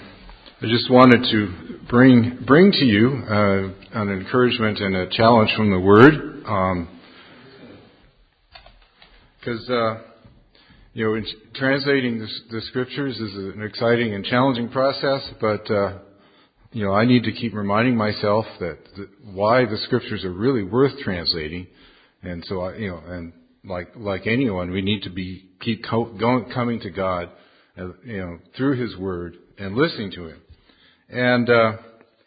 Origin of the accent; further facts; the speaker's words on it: California, United States; also born or lived in Carolinas; now in Canada; I grew up in California